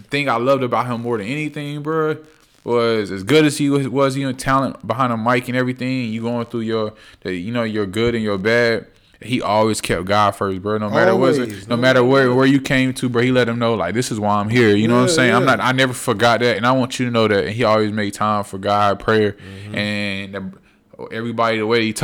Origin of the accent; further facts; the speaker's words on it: North Carolina, United States; I'm from North Carolina